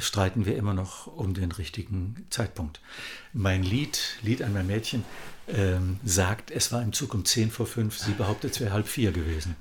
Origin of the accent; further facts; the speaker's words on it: Kassel, Hesse, Germany; in meiner Heimatstadt Kassel